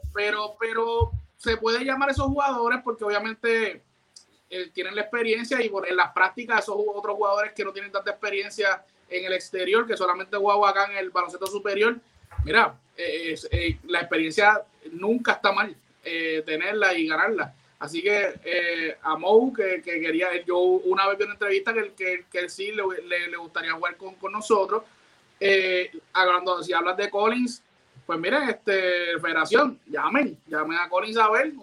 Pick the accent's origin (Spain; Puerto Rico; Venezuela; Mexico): Puerto Rico; nosotros como boricua